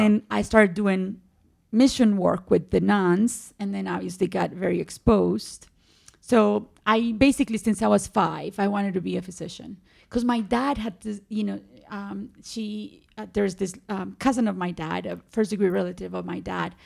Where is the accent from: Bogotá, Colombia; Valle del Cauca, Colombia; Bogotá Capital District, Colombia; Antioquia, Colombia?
Antioquia, Colombia; Medellín; born or raised there; English is a second language; moved away as an adult; also born or lived in Cartagena, Colombia; now in United States